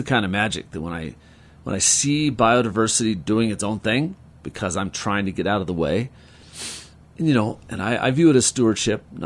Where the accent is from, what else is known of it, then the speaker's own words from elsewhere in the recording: Carbondale, Colorado, United States; also born or lived in Denver, Colorado; But and then I grew up in Cattle Creek